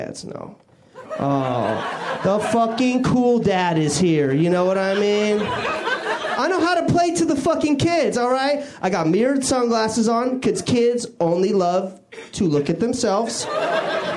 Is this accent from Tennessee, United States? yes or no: no; Washington, United States; moved away; I grew up in Washington State